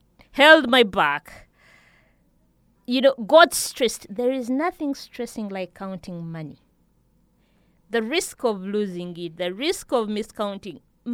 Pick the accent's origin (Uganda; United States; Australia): Uganda; Kampala, Central Region; also born or lived in Fort Portal; I come from Fort Portal, I grew up in Kampala, but and my mother is a Mugana.